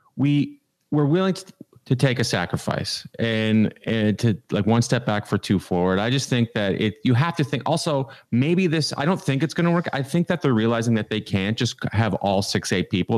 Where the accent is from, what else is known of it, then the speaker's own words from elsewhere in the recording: Canada; now in United States; I live in America. I'm Canadian.